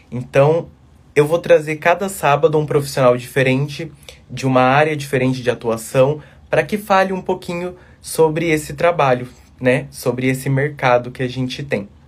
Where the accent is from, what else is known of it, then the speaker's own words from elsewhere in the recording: Mato Grosso do Sul, Brazil; now in São Paulo, Brazil; Hoje eu tô em São Paulo, mas eu vim lá do Mato Grosso do Sul